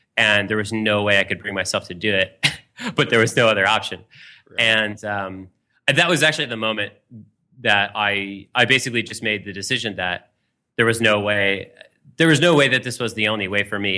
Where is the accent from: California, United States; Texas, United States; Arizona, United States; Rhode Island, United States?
California, United States; Marin County; now in New York City, United States; I'm from California originally, uh, just outside San Francisco in Marin County